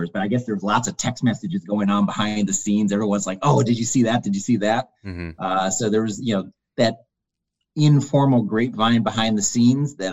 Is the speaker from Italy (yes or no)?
no; Detroit, Michigan, United States; I'm originally from the Detroit area